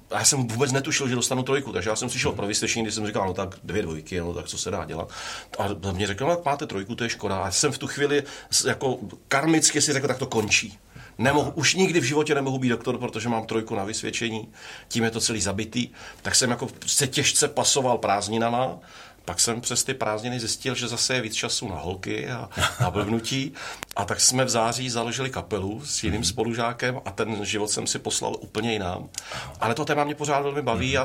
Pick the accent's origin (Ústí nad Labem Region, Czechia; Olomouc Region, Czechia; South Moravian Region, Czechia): South Moravian Region, Czechia; Brno; jsem si jako vybral záměrně těžký gimpl v Brně, kde jsem, mm-hmm. jsem byl Brňák